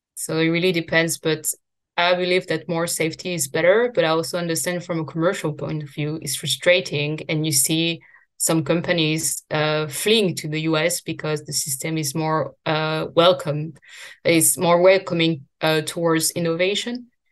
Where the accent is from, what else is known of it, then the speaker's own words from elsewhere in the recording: France; I grew up in France